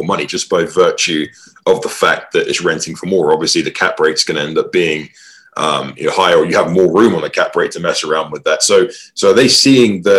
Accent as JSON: {"language": "English", "region": "England", "country": "United Kingdom", "tie": "born or raised there", "moved": "yes", "lives_now": "Boise, United States", "said": "I'm not from Boise. I was born and raised in England, but I'm out here in Boise, Idaho."}